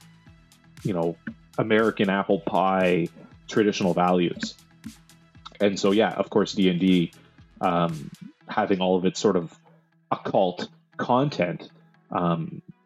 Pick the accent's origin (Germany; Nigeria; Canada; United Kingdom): Canada; we're Canadian